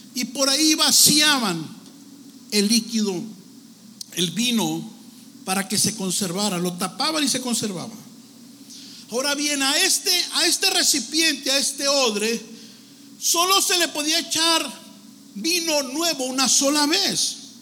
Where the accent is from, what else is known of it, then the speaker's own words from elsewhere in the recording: Tijuana, Baja California, Mexico; now in Los Angeles, United States; Pues yo nací en México. Me miro europeo más o menos, ¿no? Pero yo ahí en Tijuana, ahí me parió mi amaya cruzando la línea